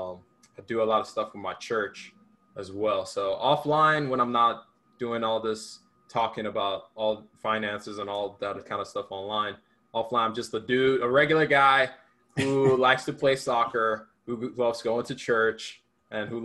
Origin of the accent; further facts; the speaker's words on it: Sagamu, Ogun State, Nigeria; now in Georgia, United States; I was born in Nigeria. I moved here in 2006